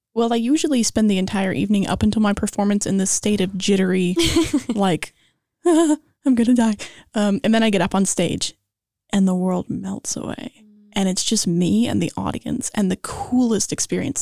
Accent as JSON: {"language": "English", "town": "Los Angeles", "region": "California", "country": "United States", "tie": "born or raised there", "said": "I am from Los Angeles, born and raised"}